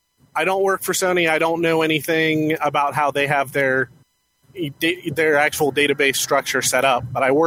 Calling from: Ohio, United States; from Ohio, actually currently in my car.

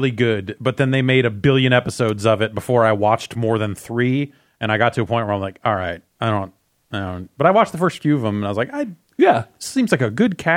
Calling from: Seattle, Washington, United States; from Seattle.

